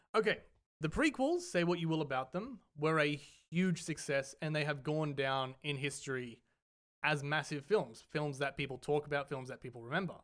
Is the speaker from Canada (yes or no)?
no; Australia; we are from Australia